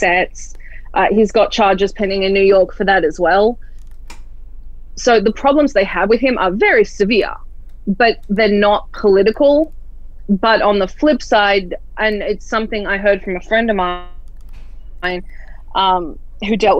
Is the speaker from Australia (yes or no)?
yes; Australia; now in United States; I'm Australian, so I'm a foreigner